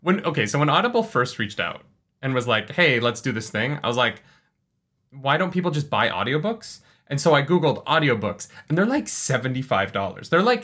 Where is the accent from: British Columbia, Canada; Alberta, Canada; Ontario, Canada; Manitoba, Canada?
Alberta, Canada; Calgary; That's funny because we're actually from Calgary.